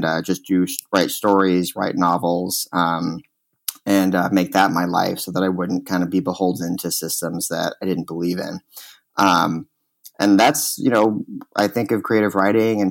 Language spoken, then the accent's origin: English; Austin, Texas, United States; moved away; also born or lived in Chicago; I was born in Texas, in Austin, Texas. In a neighborhood there called Dove Springs, which is in a part of Austin, on the east side of Austin, that is very working class and traditionally very black and brown